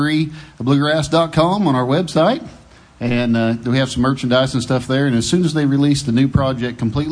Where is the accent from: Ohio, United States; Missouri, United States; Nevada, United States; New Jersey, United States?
Missouri, United States; Aurora; I'm from Aurora